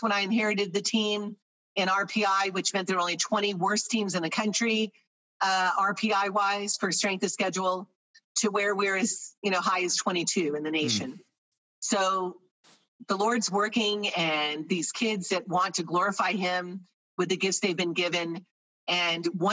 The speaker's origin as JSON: {"language": "English", "region": "Florida", "country": "United States", "moved": "as an adult", "said": "My junior year in high school, I'm from Florida"}